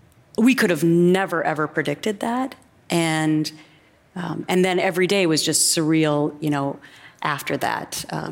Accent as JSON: {"language": "English", "town": "Anoka", "region": "Minnesota", "country": "United States", "tie": "born or raised there", "moved": "yes", "lives_now": "New York, United States", "said": "growing up in Minnesota, we don't sue a lot of people. So, you know, there's this Minnesota nice thing."}